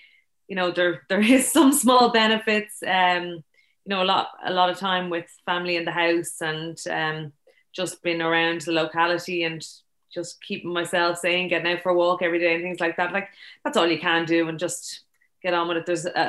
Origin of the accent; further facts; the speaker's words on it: Dublin, Leinster, Ireland; moved away as an adult; also born or lived in Limerick; I'm from Dublin and went down there to do PE teaching.